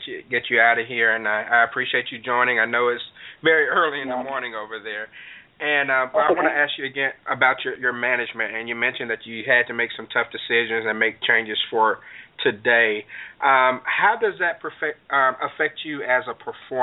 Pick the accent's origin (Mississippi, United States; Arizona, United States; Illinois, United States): Mississippi, United States; I was born and raised in Mississippi